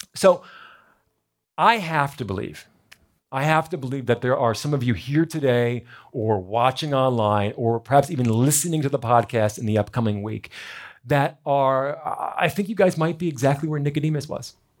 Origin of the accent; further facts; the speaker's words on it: New Jersey, United States; I was born in America, born in New Jersey.